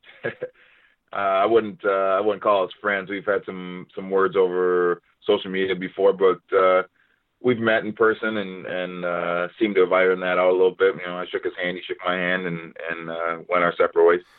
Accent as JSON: {"language": "English", "town": "Minneapolis", "region": "Minnesota", "country": "United States", "tie": "born or raised there", "said": "here in Minneapolis, in my hometown"}